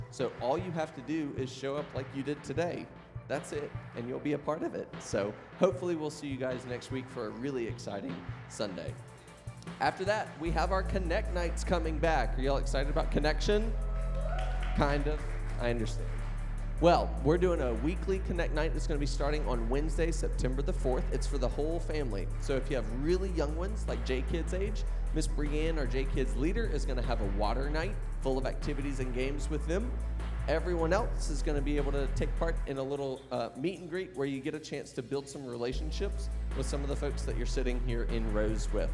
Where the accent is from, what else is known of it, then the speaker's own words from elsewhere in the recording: the South, United States; we're from the South